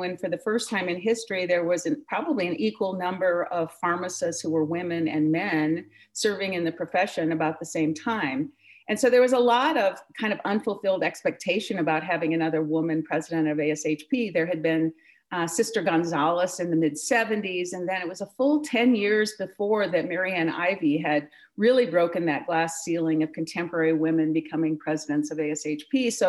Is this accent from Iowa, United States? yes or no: yes; Hartley, Iowa, United States; I grew up in Iowa in a small town in northwest Iowa called Hartley. And I'm a product of many in middle America who grew up in the middle part of that century, the 1980s and 1970s.